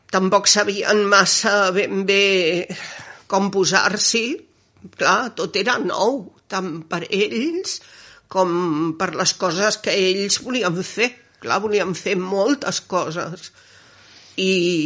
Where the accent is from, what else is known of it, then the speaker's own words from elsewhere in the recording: Barcelona, Catalonia, Spain; now in Gelida, Spain; jo sóc nascuda a Barcelona, al barri de Gràcia